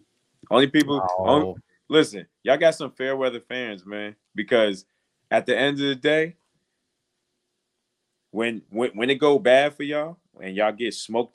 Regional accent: New York City, New York, United States; now in Columbus, United States; I'm from New York. I'm from Queens.

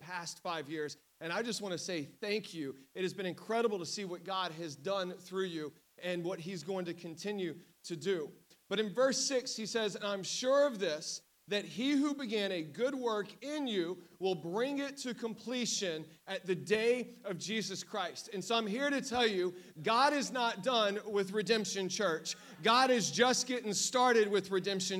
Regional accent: Southeast Texas, United States; now in New York, United States; I grew up in Southeast Texas, but I have officially been in New York more than I lived in Texas, so I can claim a New Yorker now.

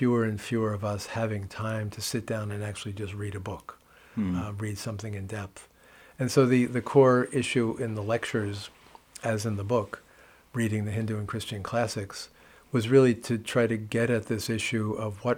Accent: New York City, New York, United States; moved away as an adult; also born or lived in Kathmandu, Nepal; growing up in New York City, Catholic boy, Catholic schools

